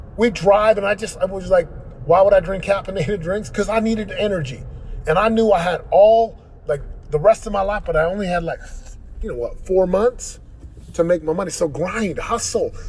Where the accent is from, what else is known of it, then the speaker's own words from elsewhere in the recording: Orem, Utah, United States; moved away as an adult; now in Southern California, United States; where I grew up in Orem, Utah